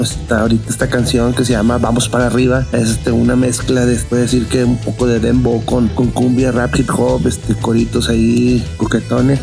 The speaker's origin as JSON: {"language": "Spanish", "town": "Monterrey", "region": "Nuevo León", "country": "Mexico", "said": "venimos de Monterrey, Nuevo León"}